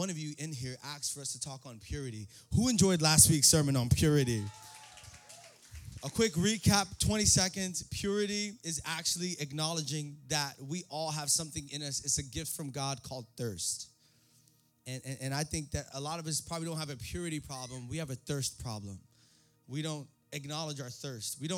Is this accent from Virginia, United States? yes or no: no; New York City, New York, United States; born there; I was born in the Bronx, you know what I'm saying?